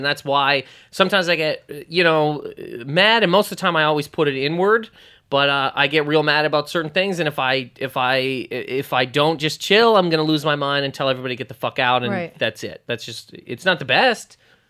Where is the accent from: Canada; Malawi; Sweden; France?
Canada; Nova Scotia; Nova Scotia.